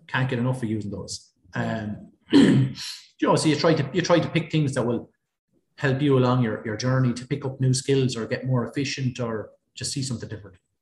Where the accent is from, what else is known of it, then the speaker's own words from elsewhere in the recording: Ballycallan, Leinster, Ireland; also born or lived in Canada / Fermanagh; I'm from Kilkenny, I'm from Ballycallan, uh, which only about four miles outside Kilkenny